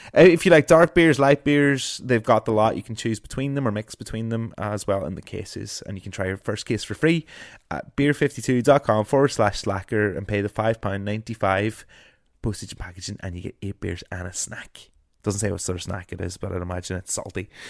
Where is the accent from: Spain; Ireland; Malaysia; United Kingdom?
Ireland; I am an Irish broadcaster